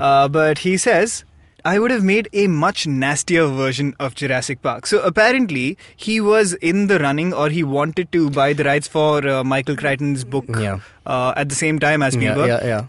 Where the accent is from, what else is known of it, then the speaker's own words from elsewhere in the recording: South India, India; We are South Indian.